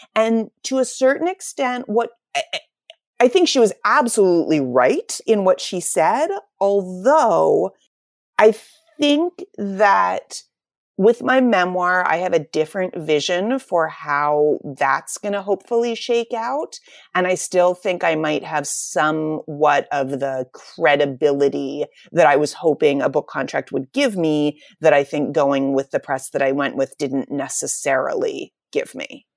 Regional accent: Pittsburgh, Pennsylvania, United States; also born or lived in New York City; I'm from Pittsburgh

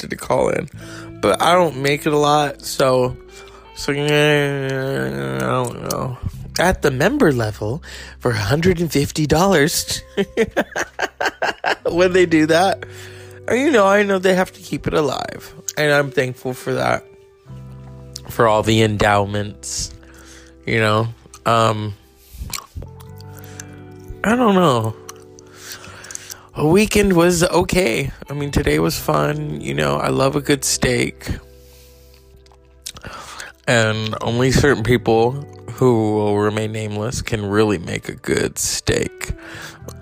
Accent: California, United States; I'm from California

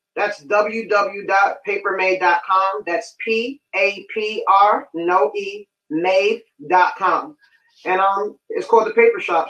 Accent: New York City, New York, United States; I'm from Bronx, New York. Uh, two W go to White Plains. Fun fact: grew up living down the block from …

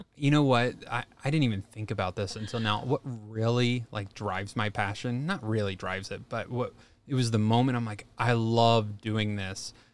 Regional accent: Kentucky, United States; moved away; So, I grew up in Kentucky, and my high school was a very agricultural school

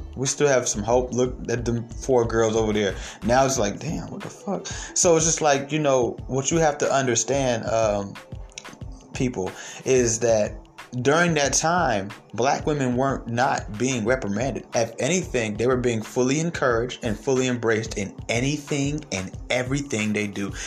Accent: Atlanta, Georgia, United States; I was raised mostly in Atlanta

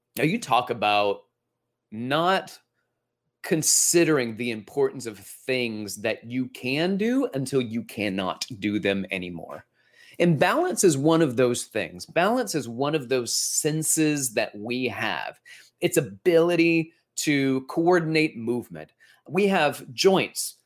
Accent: Alabama, United States; we're from Alabama, so I, I'm gonna Alabama on you for a moment here with my dad.

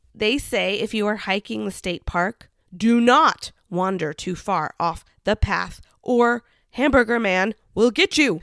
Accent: Kansas, United States; growing up in Kansas.

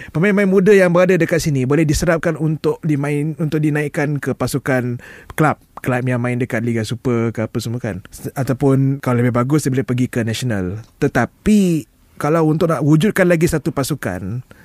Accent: Malaysia; aku rakyat Malaysia Aku bangga rakyat Malaysia

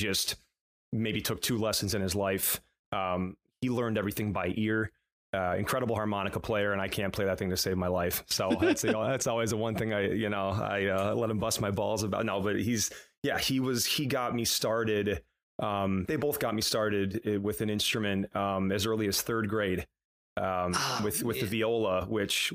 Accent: Whitesboro, New York, United States; now in Long Island, United States; I grew up in Utica, New York. Well, Whitesboro, which is a small town outside of Utica

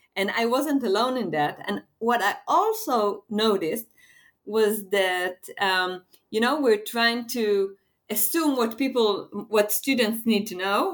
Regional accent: Israel; I am from Israel

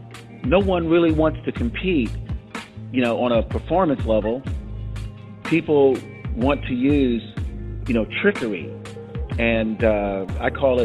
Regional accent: Tampa, Florida, United States; moved away as an adult; now in California, United States; I spent my first 20 years of life in Florida, mostly in Hillsborough County in Tampa

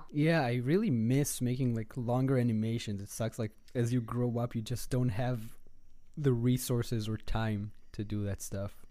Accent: Tel Aviv, Tel Aviv District, Israel; moved away as an adult; now in Los Angeles, United States; I'm, uh, born and raised in Israel, in Tel Aviv

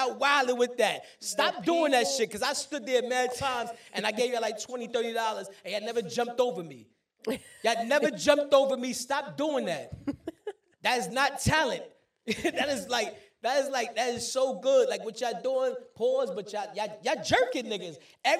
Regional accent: Brooklyn, New York, United States; Yeah, I'm from New York too. I'm from Brooklyn. I was born and raised in Brooklyn.

